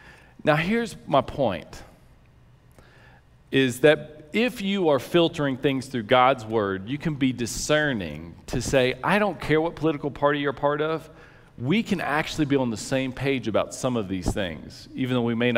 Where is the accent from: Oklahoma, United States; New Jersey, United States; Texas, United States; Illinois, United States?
Texas, United States; He grew up in Cape Cod, I grew up in West Texas.